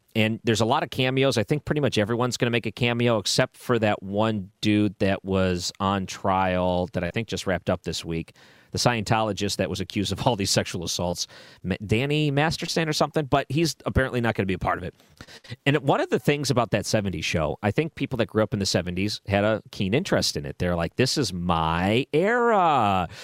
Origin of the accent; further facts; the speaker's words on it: Williamsville, United States; I grew up in Williamsville